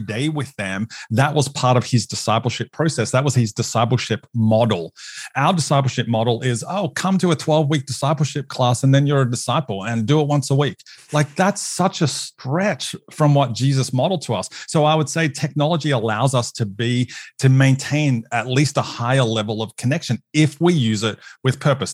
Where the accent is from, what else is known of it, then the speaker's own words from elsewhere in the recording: Australia; moved away as an adult; now in United States; as an Australian on staff